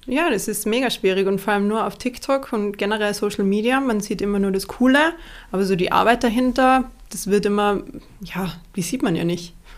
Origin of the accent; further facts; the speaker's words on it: Ried im Oberinntal, Tyrol, Austria; also born or lived in Innsbruck; Ich komme aus Innsbruck, Österreich. Bin aufgewachsen in einem kleinen Dorf namens Ried. Ried im Oberinntal